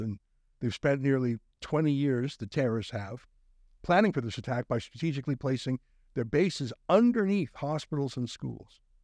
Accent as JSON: {"language": "English", "country": "Canada", "said": "we're Canadian"}